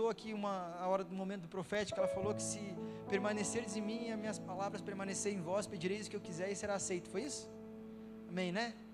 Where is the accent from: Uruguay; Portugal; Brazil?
Brazil; Rio Grande do Sul; moved away as an adult; now in Brasília, Brazil; logo que eu tinha vindo para Brasília, eu vim lá do Rio Grande do Sul para cá